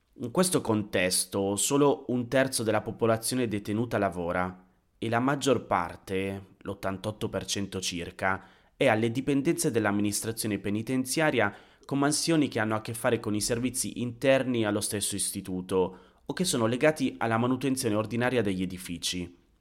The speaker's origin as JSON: {"language": "Italian", "town": "Busto Arsizio", "region": "Lombardy", "country": "Italy", "tie": "born or raised there", "moved": "yes", "said": "Sono tornato nella mia città natale, a Busto Arsizio"}